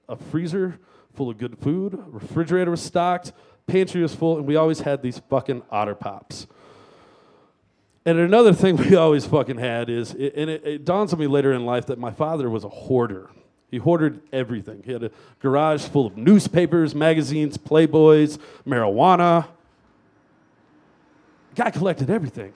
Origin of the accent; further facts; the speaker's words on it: Louisiana, United States; I grew up in Louisiana